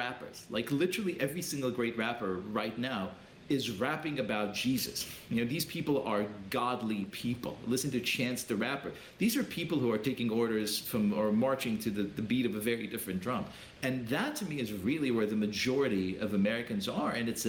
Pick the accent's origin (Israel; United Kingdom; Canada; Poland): Israel; now in United States; I was born in Israel. I came to this great country. I'm an immigrant here